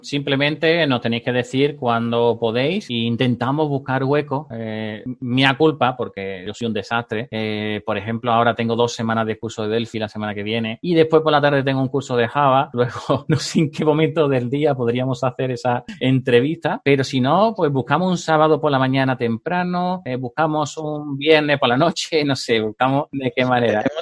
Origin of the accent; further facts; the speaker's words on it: southern Spain, Spain; como soy del sur de España, pues hablo un poco rápido